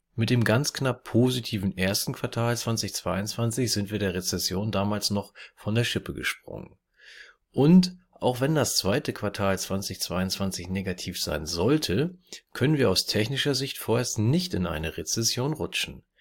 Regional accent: Germany; hier bei uns in Deutschland

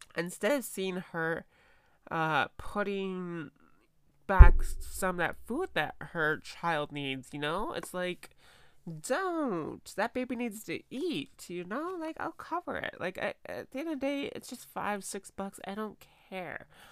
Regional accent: United States; I'm an American girl

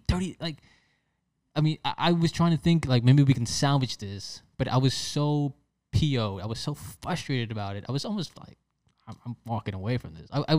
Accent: New York, United States; also born or lived in Philadelphia / Chicago; now in West Palm Beach, United States; I'm originally from New York. I moved to Philadelphia for college and I lived in Chicago for, maybe 7-8 years.

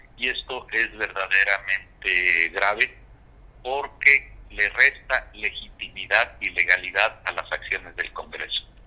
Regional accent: Guerrero, Mexico; soy orgullosamente guerrerense, soy orgullosamente mexicano

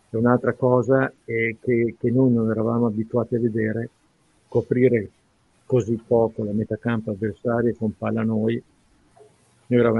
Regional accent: Reggio Emilia, Emilia-Romagna, Italy; born there; ma io vi garantisco, sono reggiano di nascita, ma insomma ho lavorato più da altre parti

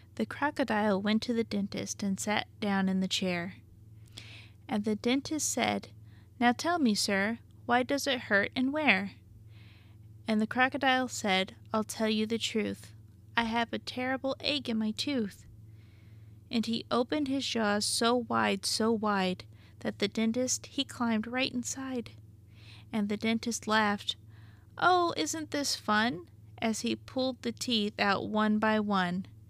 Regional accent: Arkansas, United States; I'm from Arkansas

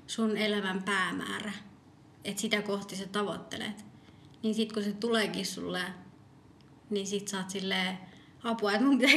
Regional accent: Colombia; now in Finland; mä oon kolumbialainen ja mä oon Suomen kansalainen.

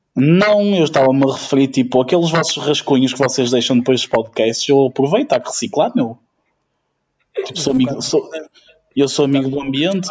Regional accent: Ukraine; moved away

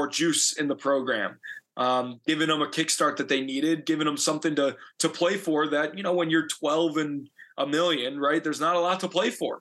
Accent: Illinois, United States; I'm from Illinois.

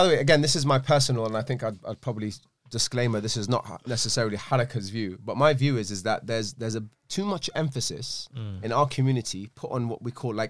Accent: Glasgow, Scotland, United Kingdom; born there; accent: Scottish; I was born in Glasgow.

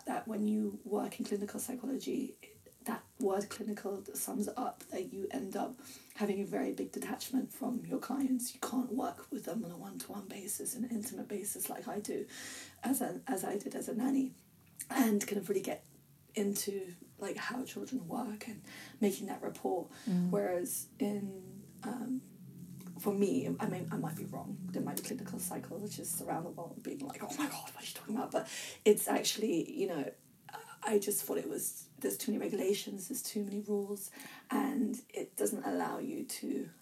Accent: England, United Kingdom; I was brought up in the UK, and I'm English, technically

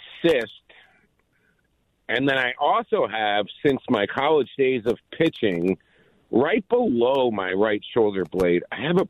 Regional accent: New York City, New York, United States; I'm from Queens

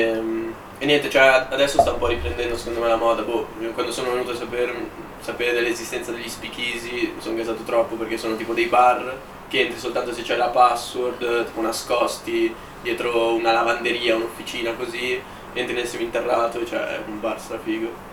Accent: Milan, Lombardy, Italy; vengo anch'io da lontano, da San Siro

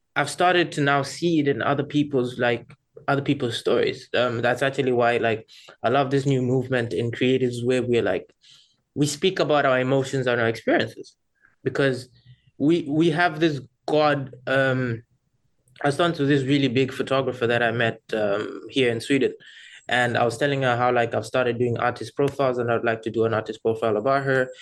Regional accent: Rwanda; moved away; I'm originally from Rwanda

